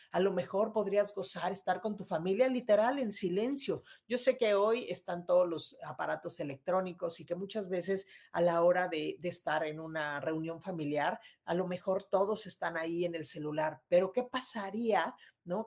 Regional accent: Mexico City, Mexico; moved away as an adult; now in Monterrey, Mexico; yo soy de Ciudad de México y me vine a vivir aquí a Monterrey hace ya unos años

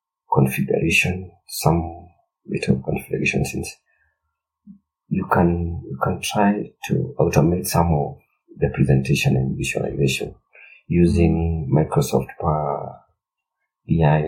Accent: Kenya

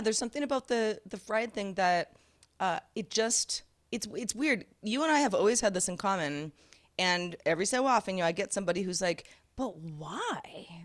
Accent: Sebastopol, California, United States; I grew up in Sebastopol, California

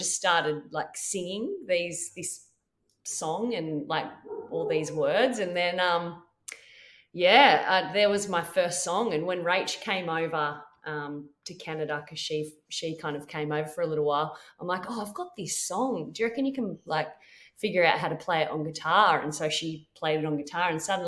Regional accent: Quirindi, New South Wales, Australia; also born or lived in Tamworth, New South Wales; I moved from Quirindi, which is just outside of Tamworth, to Tamworth

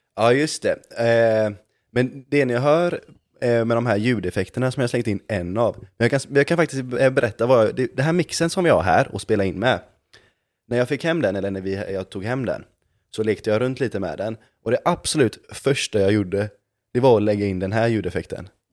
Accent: Gothenburg, Västra Götaland, Sweden; jag är från Göteborg.

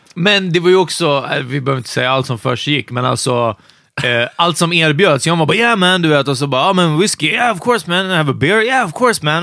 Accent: Hungary; now in Sweden

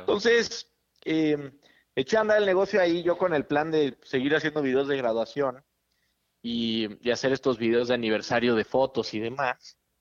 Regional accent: Mexico City, Mexico; crecí toda mi vida en, la Ciudad de México

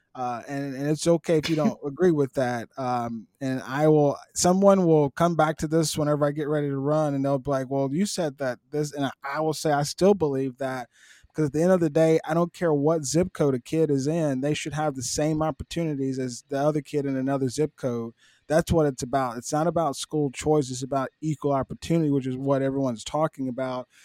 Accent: Eupora, Mississippi, United States; I'm from Eupora. Eupora's got only three thousand population

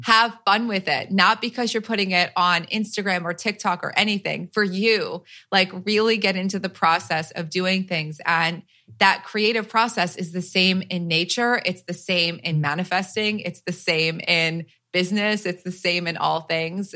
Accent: New Jersey, United States; I'm from Jersey

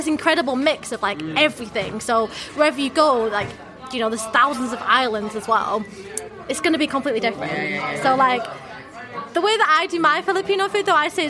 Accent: Accrington, North West England, United Kingdom; accent: northern; moved away as an adult; this is in Accrington. So the village that we lived in was Huncourt, and literally I was the only non-white person in that primary school

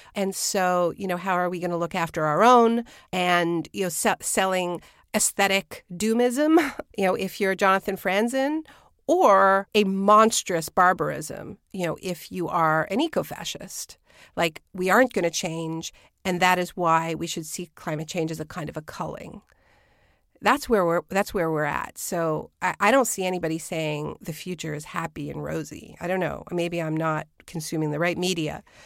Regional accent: Quebec, Canada; I was born in New France, you know, that was the original name for Quebec

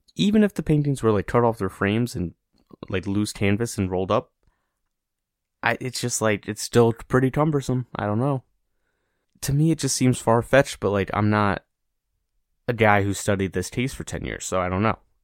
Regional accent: United States; as an American

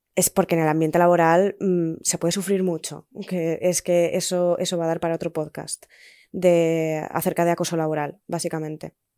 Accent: Spain; moved away as an adult; hace ocho meses, nueve meses, que me fui de España

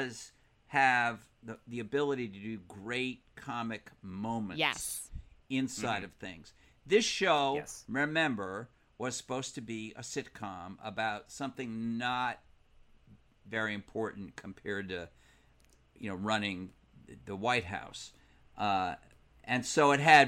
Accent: Providence, Rhode Island, United States; my hometown of Providence, Rhode Island

